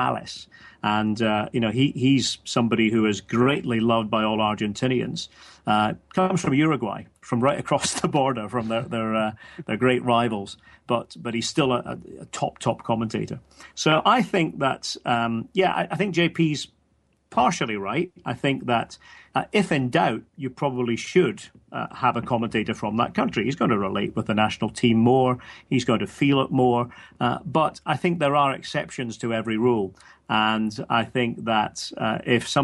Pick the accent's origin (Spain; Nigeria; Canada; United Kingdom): United Kingdom; Scotland; as a Scot